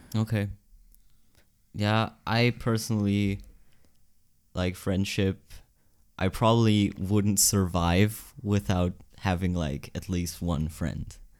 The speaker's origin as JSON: {"language": "English", "town": "Kilchberg", "region": "Zurich", "country": "Switzerland", "tie": "born or raised there", "also_born_or_lived": "Gottikon", "said": "then we moved to Kilchberg, which is better. And there I went to, like, primary school"}